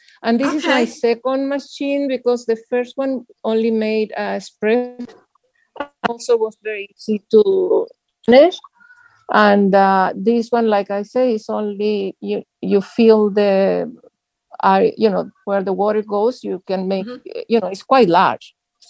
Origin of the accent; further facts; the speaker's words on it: Pacific Palisades, California, United States; I'm from Pacific Palisades, California.